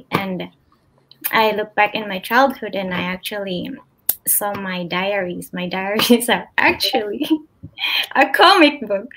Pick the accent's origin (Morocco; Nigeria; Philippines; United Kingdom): Philippines; now in Berlin, Germany; I'm in Berlin, but I'm from the Philippines originally.